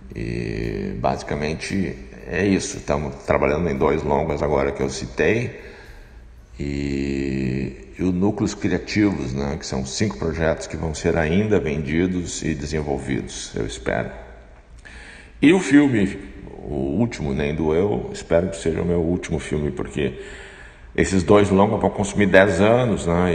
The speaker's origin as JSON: {"language": "Portuguese", "town": "Porto Alegre", "region": "Rio Grande do Sul", "country": "Brazil", "said": "eu sou aqui de Porto Alegre"}